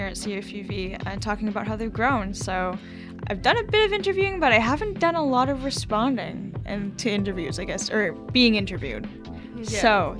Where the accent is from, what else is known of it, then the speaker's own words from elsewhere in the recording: Prince Albert, Saskatchewan, Canada; now in Victoria, Canada; I grew up in Prince Albert, Saskatchewan, and I'm here in Victoria. I'm a second year writing student